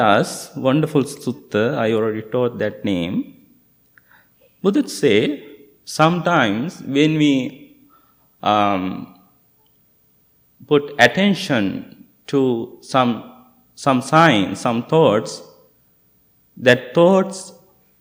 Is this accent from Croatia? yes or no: no; Sri Lanka; moved away; I'm from Sri Lanka.